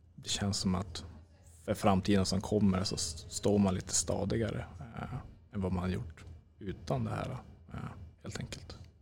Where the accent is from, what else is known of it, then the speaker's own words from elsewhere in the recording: Norrland, Sweden; Vi är norrlänningar